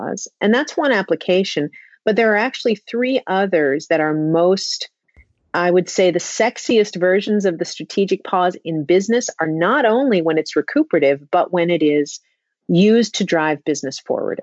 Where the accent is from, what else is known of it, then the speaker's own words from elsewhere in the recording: New York City, New York, United States; I grew up in Manhattan.